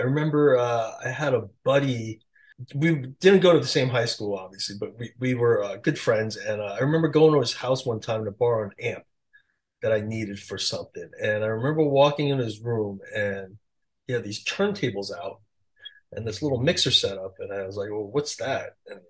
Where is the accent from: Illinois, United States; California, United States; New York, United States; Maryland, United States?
New York, United States; Queens; I just met a bunch of young DJs at the time growing up in Queens.